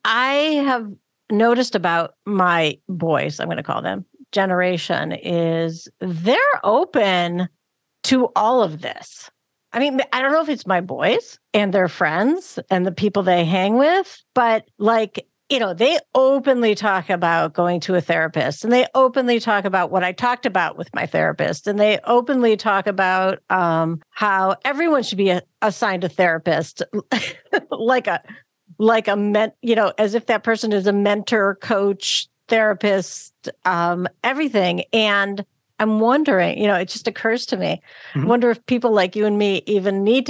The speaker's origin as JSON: {"language": "English", "town": "Cleveland", "region": "Ohio", "country": "United States", "tie": "born or raised there", "said": "Yeah, I grew up in Cleveland. It should have been cold, but it always, I don't know."}